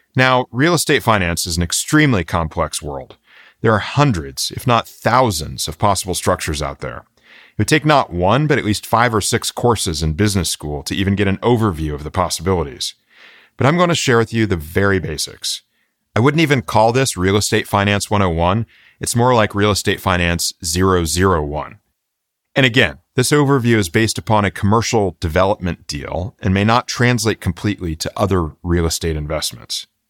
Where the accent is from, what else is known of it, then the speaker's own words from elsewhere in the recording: Florida, United States; my hometown pharmacy in Florida growing up